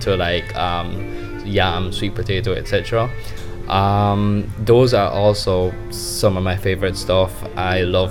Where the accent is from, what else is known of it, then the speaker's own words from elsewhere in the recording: Jamaica; I define myself as a Jamaican traveling the world